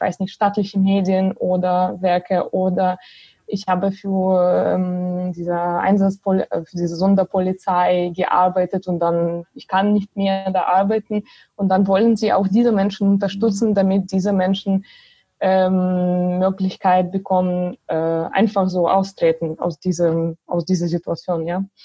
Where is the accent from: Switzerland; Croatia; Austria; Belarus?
Belarus; German is a second language; moved away as an adult; now in Germany; ich komme selber aus Belarus und äh, ich wohne zwar seit sechs Jahren äh, in Deutschland